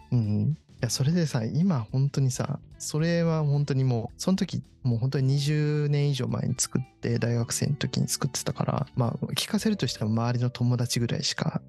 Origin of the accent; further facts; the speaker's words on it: Kawasaki, Kanagawa, Japan; moved away as an adult; also born or lived in Tokyo; 地元は一応あの神奈川県の川崎市というふうに言ってるんだけど、うん、まあ、厳密に言うと川崎に小中高と住んでたけど、うん、大学以降は東京に住んでたし、うん、その幼稚園とかも東京に住んでたりして